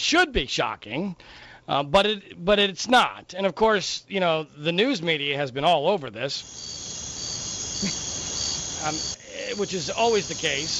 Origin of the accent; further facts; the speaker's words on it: Heidelberg, Baden-Württemberg, Germany; born there; I was born in Heidelberg, although it was because my father was in the U.S. military at the time, so I was born on the military base there in Heidelberg.